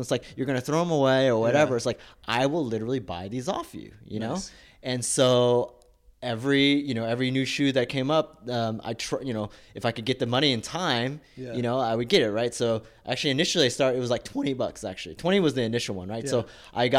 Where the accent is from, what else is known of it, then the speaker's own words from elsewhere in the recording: Texas, United States; I grew up in Texas, yep.